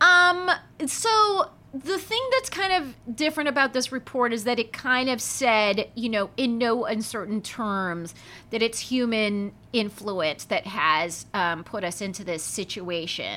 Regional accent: Palm Springs, California, United States; my hometown of Palm Springs, California

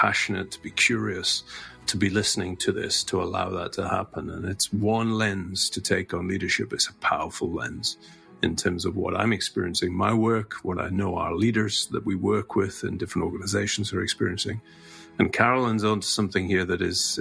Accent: Scot, Scotland, United Kingdom; as a Scot

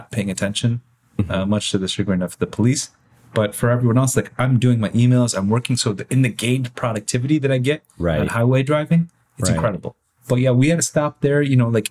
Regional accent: Michigan, United States; now in San Diego, United States; we grew up in Michigan

